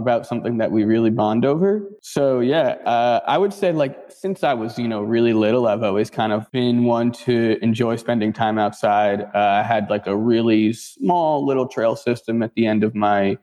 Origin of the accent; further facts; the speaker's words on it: New Jersey, United States; moved away as an adult; also born or lived in Hawaii / California; now in Philadelphia, United States; I grew up in New Jersey